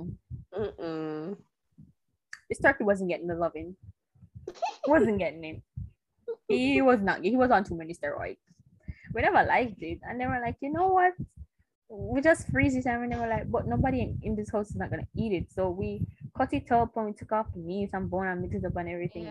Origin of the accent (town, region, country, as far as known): Jamaica